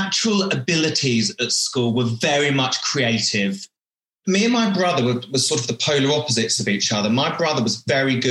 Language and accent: English; Wivenhoe, East of England, United Kingdom; I am a born and bred Essex boy. There's a town called Colchester in Essex, and just off of Colchester, there is a little village on the river called Wivenhoe, and that is a small little sailing village, and that is where I grew up